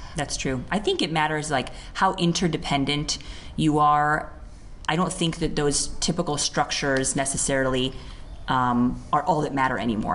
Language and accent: English; United States; now in India; I'm from the US